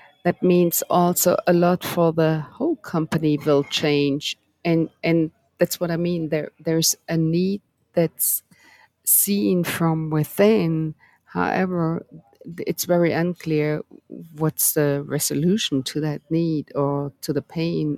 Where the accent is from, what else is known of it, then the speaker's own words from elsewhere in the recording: Germany; moved away; I'm from Germany originally